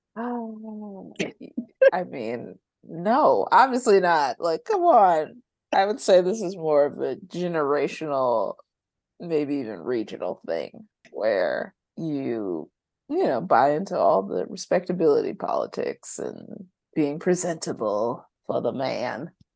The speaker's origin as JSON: {"language": "English", "region": "North Carolina", "country": "United States", "said": "my pocket of North Carolina"}